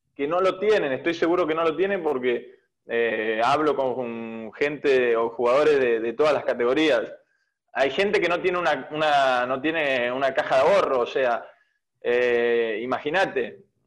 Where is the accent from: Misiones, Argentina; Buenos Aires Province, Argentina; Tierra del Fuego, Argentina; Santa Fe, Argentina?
Buenos Aires Province, Argentina; Bahía Blanca; moved away as an adult; now in Merlo, Argentina; Yo soy de provincia de Buenos Aires, soy de Bahía Blanca, eh, pero actualmente hoy me encuentro viviendo en Merlo